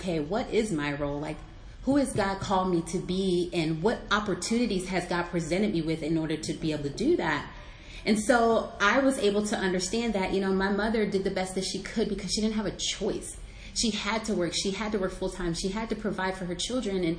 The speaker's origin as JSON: {"language": "English", "town": "Arlington", "region": "Virginia", "country": "United States", "tie": "born or raised there", "said": "I was raised in Arlington, Virginia, so I'm a Northern Virginian"}